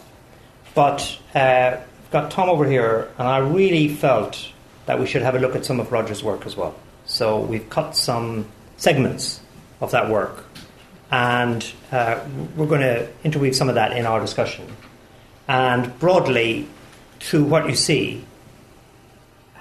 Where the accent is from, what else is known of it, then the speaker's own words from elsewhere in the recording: Ireland; as an Irishman